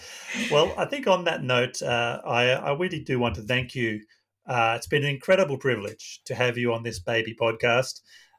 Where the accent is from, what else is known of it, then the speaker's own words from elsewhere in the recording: Australia; my possibly skewed perception as an Australian Buddhist, because in Australia we've been heavily influenced by our proximity to Asia and the large Asian migrant community here.